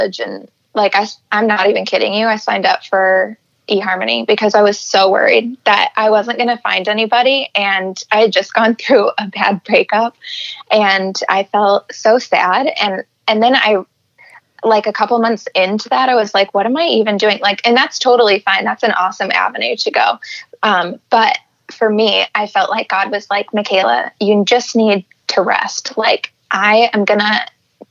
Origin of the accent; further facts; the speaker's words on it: California, United States; moved away as an adult; also born or lived in Seattle, Washington; now in Michigan, United States; I grew up in California, and then I went to school in Seattle